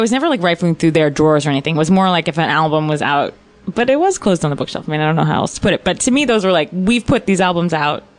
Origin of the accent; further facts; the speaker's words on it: Virginia, United States; I grew up in Virginia